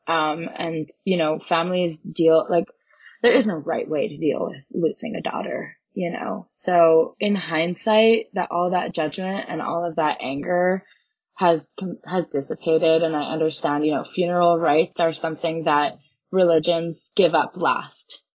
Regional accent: Canada; I grew up in Canada

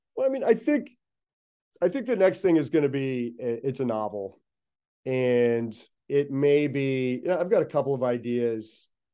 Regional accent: Pittsburgh, Pennsylvania, United States; now in Los Angeles, United States; I'm from Pittsburgh

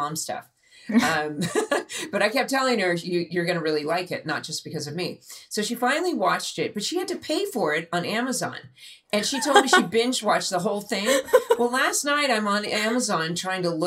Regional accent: Dana Point, California, United States; I grew up in Dana Point, which is about 30 miles south

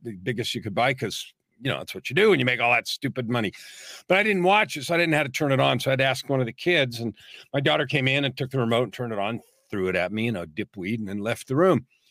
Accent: San Francisco, California, United States; I was born in San Francisco, raised in the San Francisco Bay Area, native California

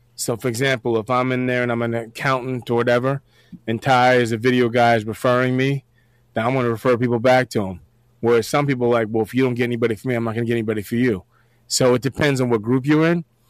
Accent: Westchester County, New York, United States; I, am from Westchester County, New York

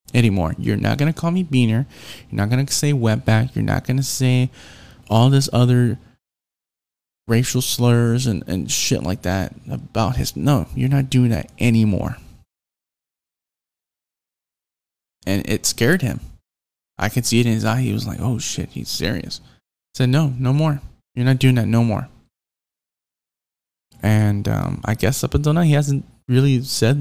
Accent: Houston, Texas, United States; We're both from Houston

